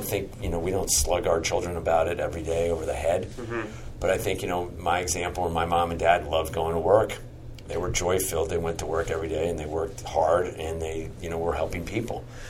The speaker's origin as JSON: {"language": "English", "town": "Rockville", "region": "Maryland", "country": "United States", "tie": "born or raised there", "said": "I was from Maryland, born and raised in, you know, Rockville, Montgomery County, that area"}